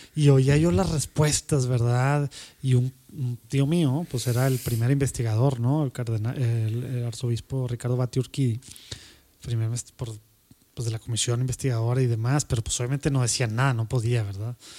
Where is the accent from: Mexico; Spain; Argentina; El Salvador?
Mexico; en México tenemos